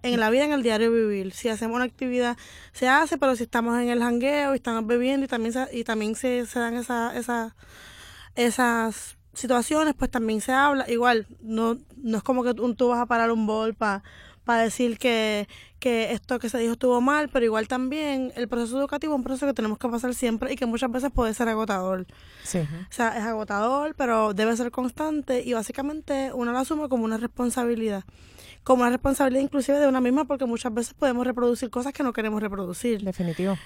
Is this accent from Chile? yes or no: no; Morovis, Puerto Rico; yo soy de Morovi, de un pueblo de gente blanca